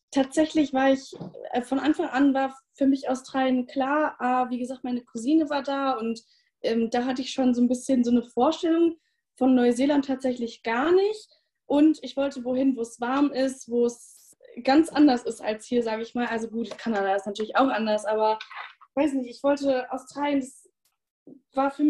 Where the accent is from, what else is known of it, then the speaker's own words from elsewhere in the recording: North Rhine-Westphalia, Germany; ich bin jetzt 20 Jahre alt, ähm, habe dieses Jahr mein Abi gemacht und komme aus der Nähe von Bielefeld.